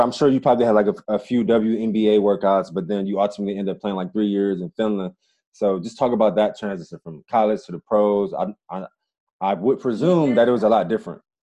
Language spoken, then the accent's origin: English; Cleveland, Ohio, United States; we're both from Cleveland, Ohio